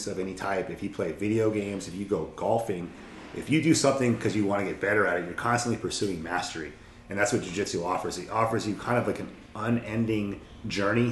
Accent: Alaska, United States; I'm from Alaska. My aunts, uncles, everyone's here

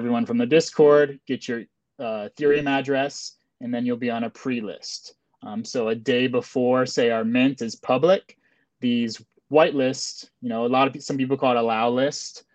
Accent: Florida, United States; we're all from Florida

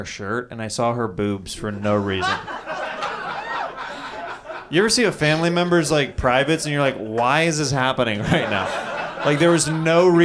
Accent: Kansas City, United States; I'm from Kansas City

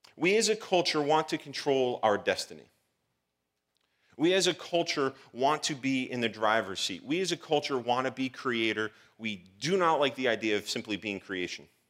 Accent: Providence, Rhode Island, United States; I was born on March twenty-second, nineteen eighty-four, Providence, Rhode Island

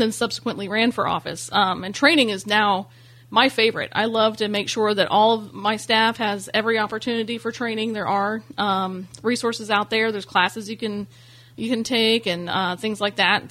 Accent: Ormond Beach, Florida, United States; also born or lived in Bunnell, Florida; I'm originally from Ormond Beach, Florida

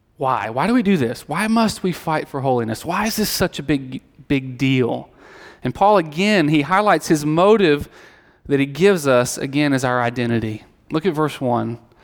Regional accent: Alabama, United States; I grew up in Alabama

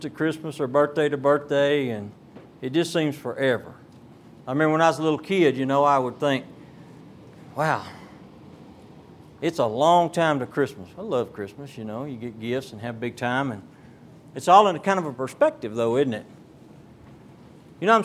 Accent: Beaumont, Texas, United States; Down in our part of the country, I'm from Beaumont, Texas, and we have a lot of oil refineries down that way

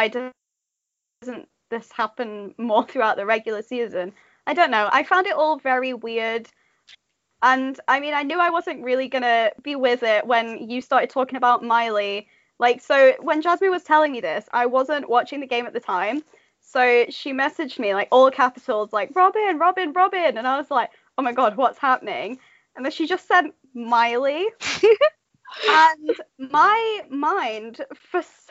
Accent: United Kingdom

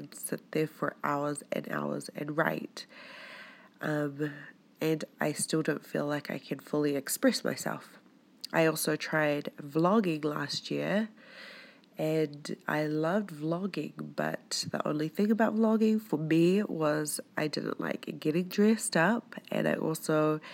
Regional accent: New Zealand; moved away as an adult; also born or lived in Tonga (ancestry); now in Utah, United States; I was born in New Zealand. I'm of Tongan Polynesian descent, and for the past 3 years I've been living here in Utah

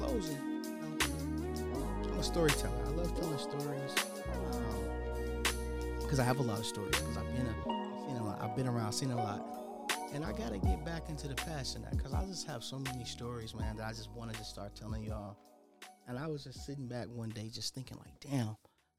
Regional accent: Minnesota, United States; I'm from Minnesota

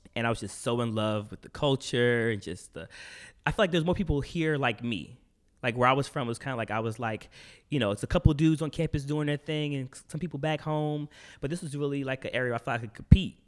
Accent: Portsmouth, Virginia, United States; moved away as an adult; also born or lived in New York City / Chesapeake, Virginia; now in New York, United States; I was born in Portsmouth, Virginia.

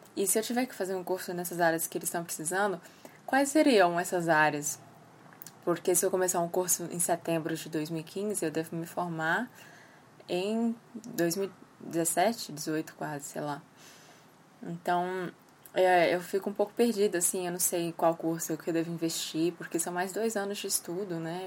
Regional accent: Brasília, Federal District, Brazil; eu sou de Brasília

